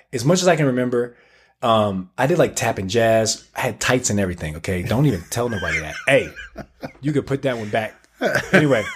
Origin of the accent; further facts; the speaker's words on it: Tallahassee, Florida, United States; moved away as an adult; now in Utah, United States; we grew up in Tallahassee, small town